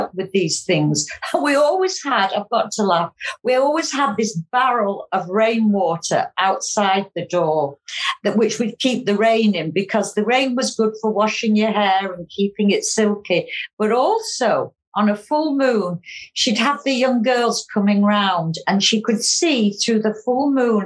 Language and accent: English; County Cork, Munster, Ireland; I was born in Ireland many, many years ago. I was brought up with my mum and grandma in a small farm just outside County Cork